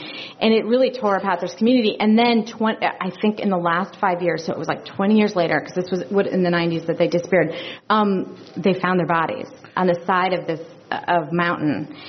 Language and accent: English; Chicago, Illinois, United States; born or raised there; now in California, United States